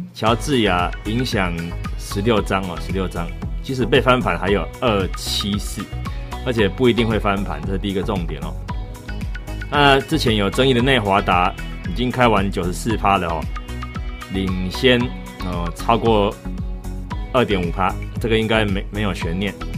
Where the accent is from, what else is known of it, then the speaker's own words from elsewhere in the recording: Taiwan; 虽然我台湾人